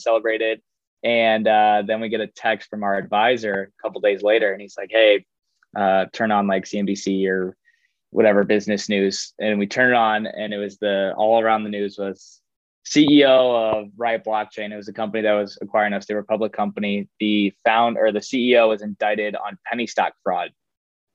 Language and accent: English; Chicago, Illinois, United States; moved away as an adult; now in Miami, United States; I grew up in Chicago.